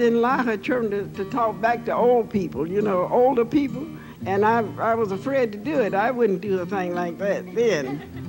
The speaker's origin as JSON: {"language": "English", "town": "Chapel Hill", "region": "North Carolina", "country": "United States", "said": "I'm from Chapel Hill, North Carolina."}